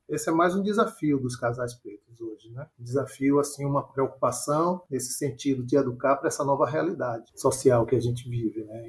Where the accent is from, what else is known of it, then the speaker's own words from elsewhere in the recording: Salvador, Bahia, Brazil; moro em Salvador. Nascido e criado em Salvador